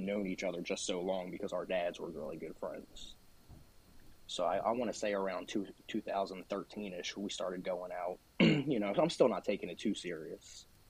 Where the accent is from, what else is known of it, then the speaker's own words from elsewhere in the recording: Delaware, United States; I'm from Delaware. Uh, born here, grew up here my whole life.